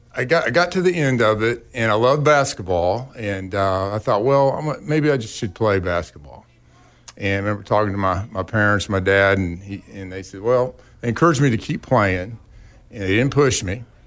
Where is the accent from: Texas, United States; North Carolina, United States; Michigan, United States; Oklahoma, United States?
Oklahoma, United States; Verdigris; also born or lived in Tulsa, Oklahoma; I was born in Tulsa and lived near the traffic circle, uh, there till, like, second grade or so, and, and my parents and our family moved out to the community of Verdigris